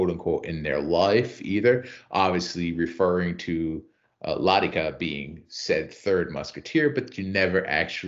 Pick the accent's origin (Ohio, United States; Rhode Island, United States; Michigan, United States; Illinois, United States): Rhode Island, United States; I'm from Rhode Island.